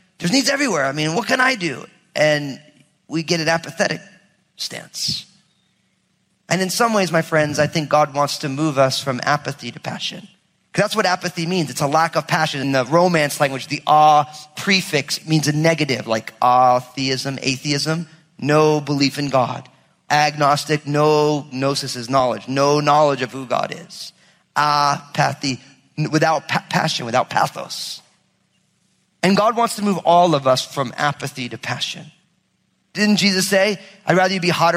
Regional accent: New Jersey, United States; I'm from Jersey.

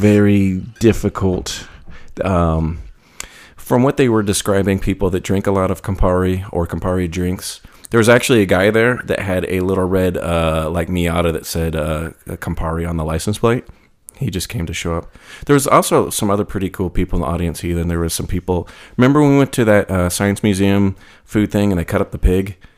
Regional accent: Texas, United States; I'm from Texas

